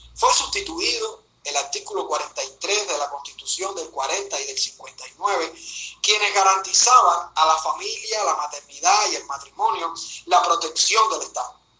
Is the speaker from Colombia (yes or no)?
no; Cuba; como ciudadano cubano, casado, padre de una niña de 6 años